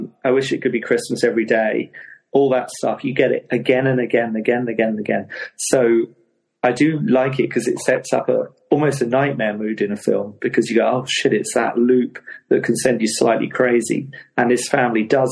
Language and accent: English; Hastings, South East England, United Kingdom; Hastings, which is my hometown, which is a seaside town in Sussex in England